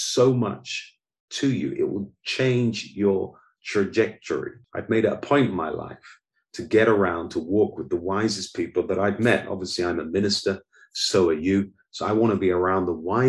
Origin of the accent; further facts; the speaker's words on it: United Kingdom; moved away as an adult; also born or lived in Oxford; now in Goiânia, Brazil; I'm British